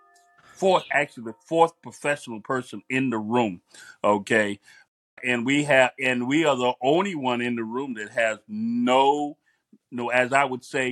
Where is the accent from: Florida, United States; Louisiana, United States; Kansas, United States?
Florida, United States; Miami; the environment that I come from Miami